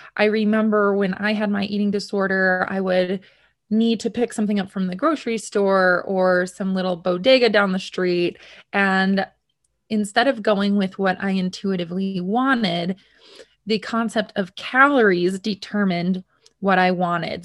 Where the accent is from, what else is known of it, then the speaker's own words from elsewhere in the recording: United States; I'm from America